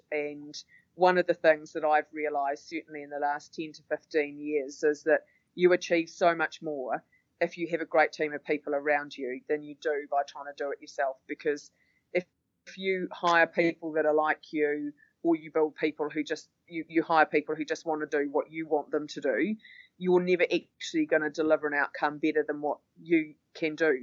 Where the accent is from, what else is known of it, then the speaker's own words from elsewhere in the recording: Auckland, New Zealand; also born or lived in London; really mostly spent most of my life in Auckland. I was born here and I've lived here apart from a stint overseas when we lived in London for four and a half years